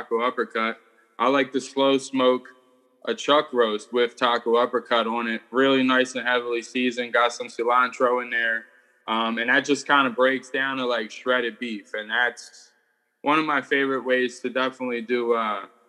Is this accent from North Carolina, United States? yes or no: no; Philadelphia, Pennsylvania, United States; Born and raised in Philadelphia